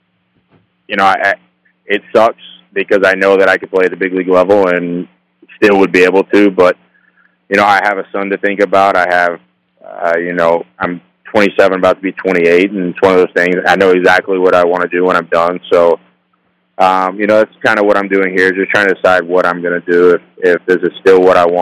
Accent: Pryor, Oklahoma, United States; I grew up in Pryor, Oklahoma

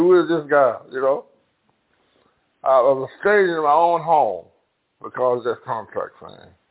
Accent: Clarksdale, Mississippi, United States; now in Chicago, United States; I was born in uh, Clarksville, Mississippi.

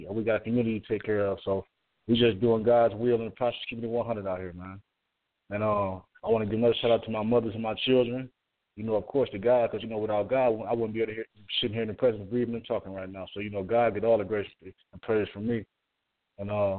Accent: Toledo, Ohio, United States; I'm from Toledo, Ohio.

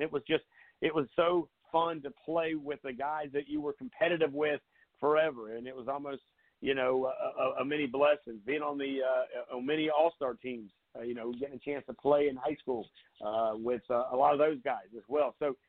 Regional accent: Surfside Beach, South Carolina, United States; now in Summerville, United States; I've never lived in Conway. I've spent a lot of time over on that side of the river as I grew up in Surfside

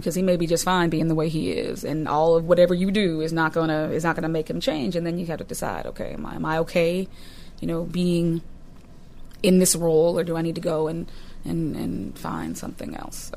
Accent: Newton, Massachusetts, United States; I grew up in Newton, Massachusetts

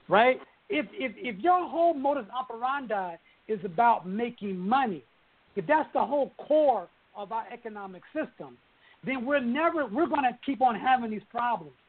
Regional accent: Oklahoma City, Oklahoma, United States; moved away as an adult; also born or lived in Los Angeles; I come from you know, Oklahoma City. You know, I come from the Midwest

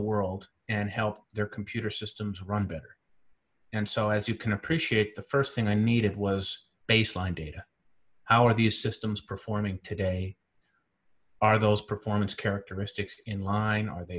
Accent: central Canada, Canada; moved away as an adult; also born or lived in Caribbean / Silicon Valley, United States; I'm originally from Central Canada

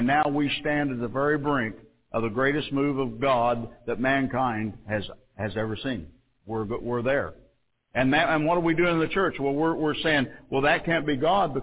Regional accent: Mount Carmel, Illinois, United States; I come from Mount Carmel

